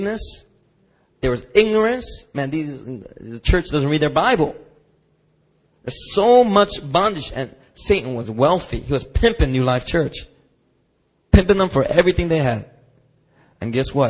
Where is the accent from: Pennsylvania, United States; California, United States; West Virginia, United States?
Pennsylvania, United States; Philadelphia; growing up in Philadelphia